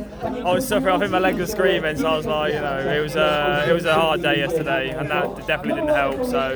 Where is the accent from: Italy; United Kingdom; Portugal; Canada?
United Kingdom; Rutland, East Midlands; long way from home. I'm from Rutland originally.